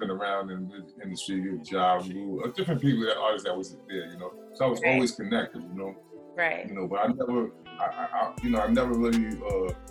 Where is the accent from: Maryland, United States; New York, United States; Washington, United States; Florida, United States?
New York, United States; New York City; moved away; I'm from Marcy Projects, born and raised